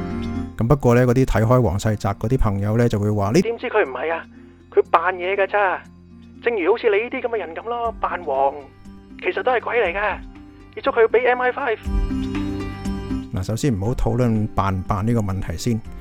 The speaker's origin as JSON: {"language": "Chinese", "country": "Hong Kong", "lives_now": "United Kingdom", "said": "我哋香港人，我哋啲真香港人系会教啲英国人点样分真香港人同埋假香港人噶。"}